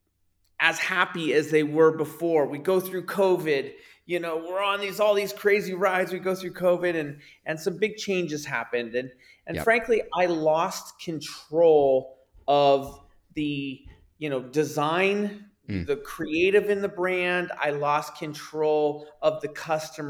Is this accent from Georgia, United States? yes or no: no; Bay Area, California, United States; growing up in the Bay Area